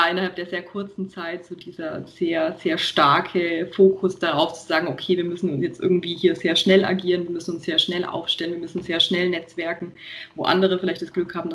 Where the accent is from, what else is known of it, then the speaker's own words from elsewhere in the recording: Nuremberg, Bavaria, Germany; ich komme halt aus Nürnberg und ich bin halt hier auch immer gefahren und fahre halt auch hier primär.